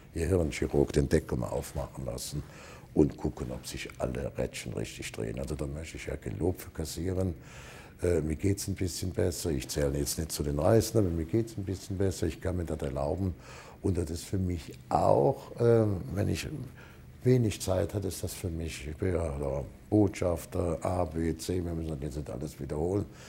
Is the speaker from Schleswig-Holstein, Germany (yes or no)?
no; Cologne area, North Rhine-Westphalia, Germany; moved away as an adult; now in Saarland, Germany; ich bin natürlich Landkölner Edelbauer, bin da geboren, aufgewachsen